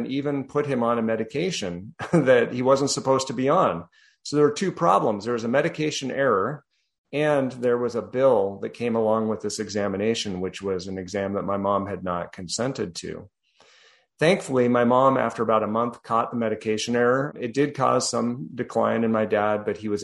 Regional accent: Colorado, United States; also born or lived in New Jersey; now in Texas, United States; I'm originally from Colorado

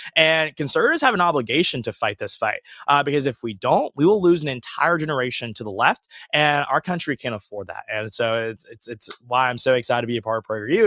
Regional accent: Georgia, United States; moved away as an adult; also born or lived in Alabama; now in Los Angeles, United States; I grew up in Georgia, born raised there

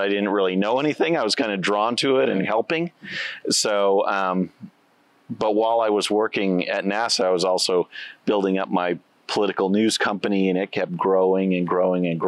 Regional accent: Victoria, Texas, United States; also born or lived in Chicago area, Illinois / Edna, Texas; High school, my hometown, I consider Victoria, Texas. So we moved from Chicago area to Edna, Texas.

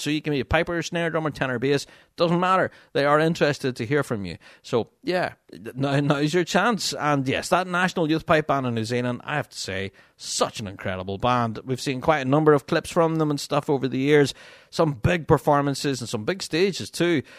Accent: Magherafelt, Northern Ireland, United Kingdom; my hometown of Marifelt, uh, which is where I live.

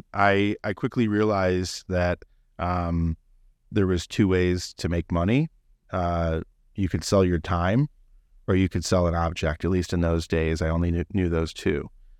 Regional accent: South Euclid, Ohio, United States; also born or lived in Solon / Columbus; I'm a Clevelander, born and raised. I grew up in South Euclid. Later on, our family moved to Solon, and I graduated from Solon. Went to Ohio State and was in Columbus for a while.

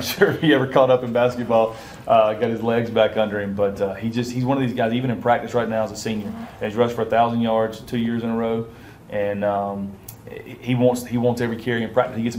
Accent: Mississippi, United States; moved away as an adult; now in Louisiana, United States; Made my way to Louisiana from there, yeah. Originally from Mississippi

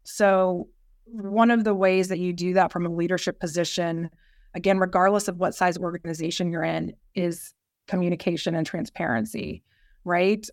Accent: Yorktown, Virginia, United States; moved away as an adult; also born or lived in Washington, D.C.; I grew up in Southern Virginia, down near Yorktown. My dad retired military

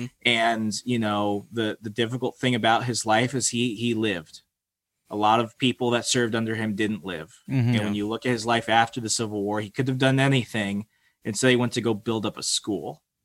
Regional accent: Virginia, United States; But in the way, it's like, look where I lived, look where I grew up. Like, I am culturally a Southerner. And I love Virginia.

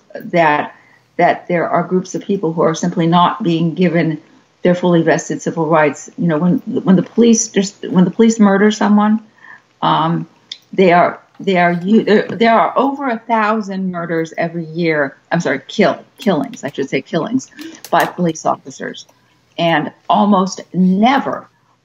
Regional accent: United States; moved away as an adult; also born or lived in Long Beach, California; now in Mexico; we as American citizens

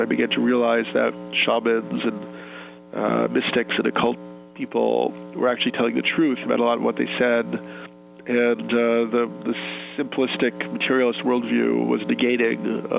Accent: New York, United States; I was born in New York and raised here

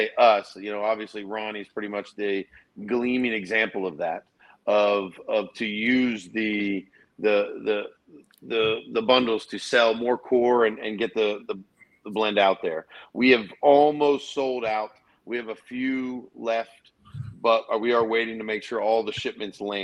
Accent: Erie, Pennsylvania, United States; being from Erie, Pennsylvania myself, I am a part

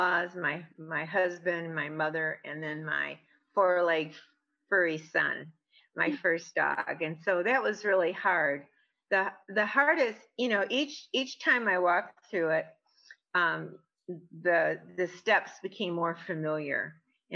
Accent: Michigan, United States; moved away as an adult; now in Arizona, United States; originally I'm from Michigan. I'm now in Arizona. I've been here for 30 some years

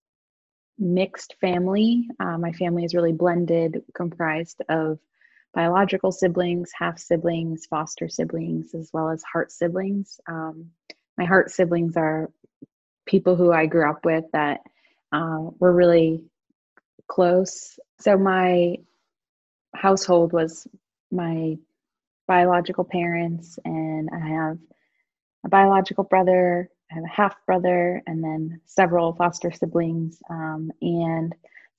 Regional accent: Hudson, New Hampshire, United States; moved away as an adult; also born or lived in Boston; now in Vermont, United States; I was born in Hudson, New Hampshire, a relatively small town about an hour north of Boston. And I lived there with my family until I turned 18.

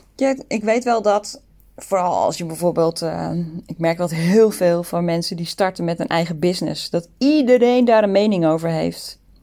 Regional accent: Netherlands; moved away as an adult; also born or lived in Sydney, Australia; now in Singapore; we komen uit Nederland. Alle drie

